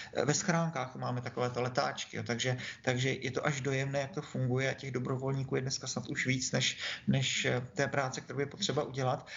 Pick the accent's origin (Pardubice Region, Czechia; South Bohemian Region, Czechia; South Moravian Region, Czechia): South Moravian Region, Czechia; Brno; Já jsem Brňák, tak jsem křtěný po návku tady